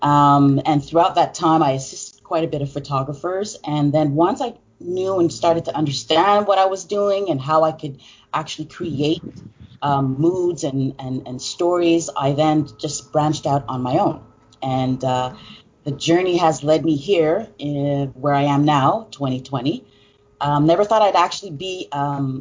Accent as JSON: {"language": "English", "town": "Montreal", "region": "Quebec", "country": "Canada", "said": "I'm from Montreal, Canada"}